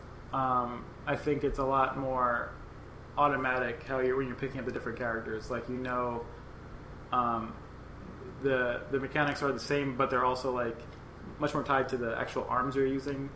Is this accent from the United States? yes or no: yes; New York City, New York, United States; we were both growing up in New York